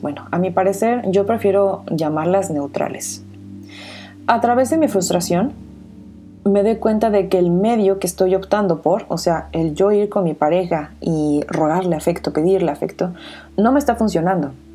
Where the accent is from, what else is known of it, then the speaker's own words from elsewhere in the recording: Mexico; soy mexicana de corazón